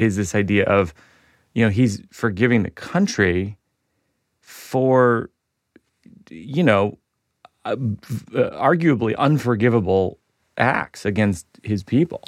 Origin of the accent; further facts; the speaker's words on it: Shrewsbury, Massachusetts, United States; I grew up in Shrewsbury, Massachusetts